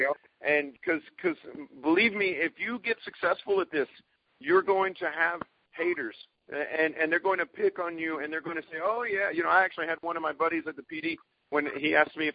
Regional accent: Texas, United States; I'm from Texas

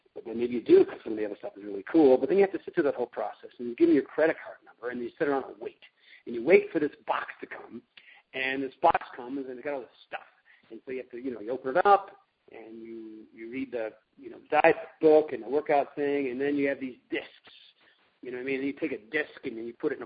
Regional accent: Connecticut, United States; moved away; also born or lived in Rhode Island; I grew up in Connecticut

